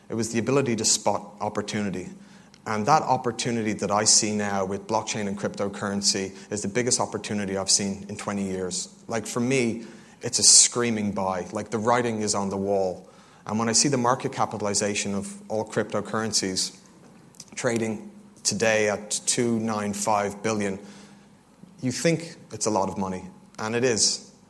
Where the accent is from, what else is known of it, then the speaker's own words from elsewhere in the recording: Dublin, Leinster, Ireland; now in London, United Kingdom; Originally, I moved over from Dublin, Ireland